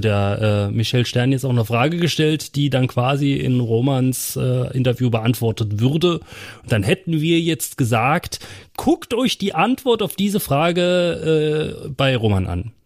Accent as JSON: {"language": "German", "region": "Saarland", "country": "Germany", "said": "bei uns im Saarland"}